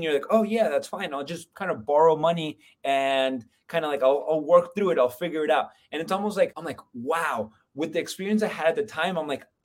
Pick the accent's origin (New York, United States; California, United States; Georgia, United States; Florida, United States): Florida, United States; moved away as an adult; also born or lived in Colombia; now in Lehigh Valley, United States; I'm from Florida originally. I was born in Columbia, but I came up to PA for wrestling